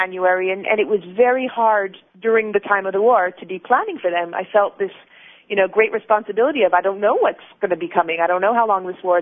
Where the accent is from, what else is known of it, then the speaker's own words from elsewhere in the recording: United States; moved away as an adult; also born or lived in Los Angeles; now in Israel; I was raised in America